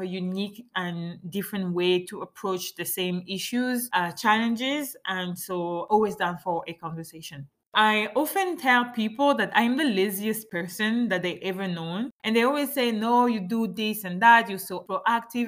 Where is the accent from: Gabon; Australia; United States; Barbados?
Gabon; first language French; English is a second language; also born or lived in France; now in Montreal, Canada; my home country is Gabon